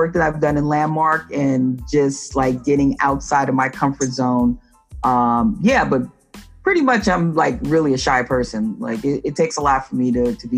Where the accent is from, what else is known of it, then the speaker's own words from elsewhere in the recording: New York City, New York, United States; I'm from the Bronx, and you know, I traveled into the city